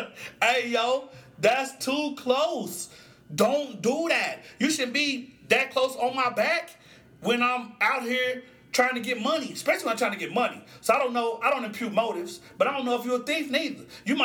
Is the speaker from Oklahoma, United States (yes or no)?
yes; Musgrave, Oklahoma, United States; So, I grew up in Musgrave, Oklahoma, and the Graves is across the street from North Highlands, right?